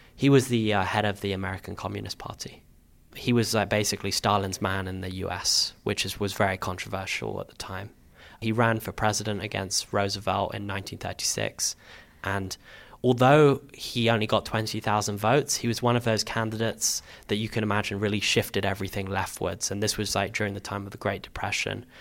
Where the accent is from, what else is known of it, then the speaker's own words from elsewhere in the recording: London, United Kingdom; also born or lived in Camden; I grew up in Hendon in northwest London